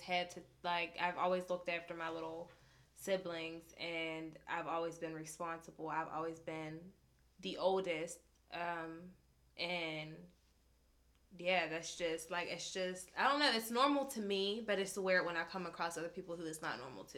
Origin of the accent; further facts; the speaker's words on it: Pittsburgh, Pennsylvania, United States; I'm from Homewood, Susquehanna Street